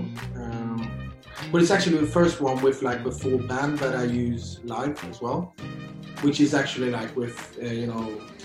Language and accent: English; Gothenburg, Västra Götaland, Sweden; moved away as an adult; also born or lived in London; now in Oslo, Norway; I was born in Gothenburg in Sweden